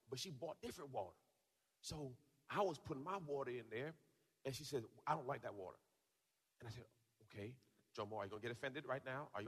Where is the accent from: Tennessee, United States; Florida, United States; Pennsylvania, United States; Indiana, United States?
Florida, United States; Tampa; the kickoff is happening right here in my hometown of Tampa Bay.